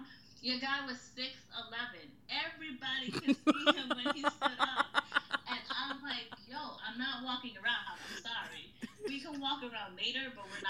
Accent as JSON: {"language": "English", "town": "New York City", "region": "New York", "country": "United States", "said": "I'm originally from the Bronx"}